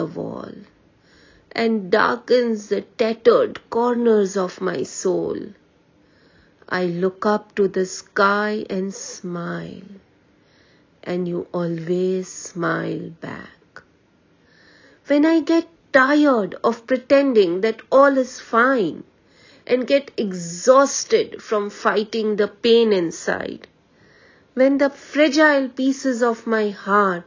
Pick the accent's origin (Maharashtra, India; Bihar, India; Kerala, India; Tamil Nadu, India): Maharashtra, India; Mumbai; I am from Mumbai